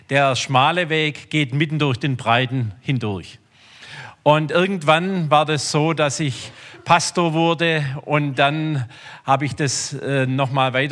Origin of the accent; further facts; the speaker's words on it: Rudersberg, Baden-Württemberg, Germany; Ich komme also aus Rudersberg. Ähm, ich bin groß geworden in einem Glaubenssystem.